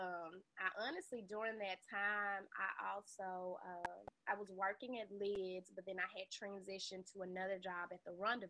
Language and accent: English; Memphis, Tennessee, United States; which is where I spent most of my life growing up in Memphis.